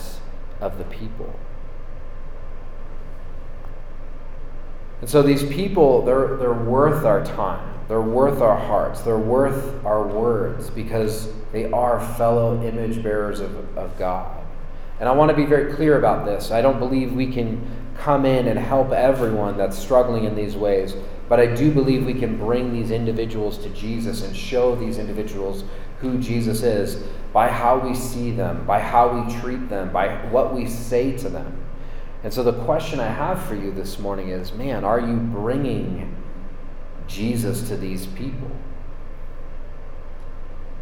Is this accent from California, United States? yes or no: yes; San Francisco, California, United States; I grew up near San Francisco. I was born in San Francisco, and I have a deep love for the city of San Francisco.